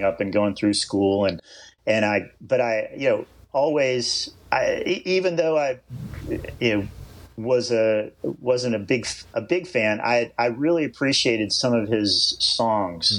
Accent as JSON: {"language": "English", "region": "East Coast", "country": "United States", "tie": "born or raised there", "also_born_or_lived": "California", "moved": "as an adult", "said": "I grew up surfing on the East Coast"}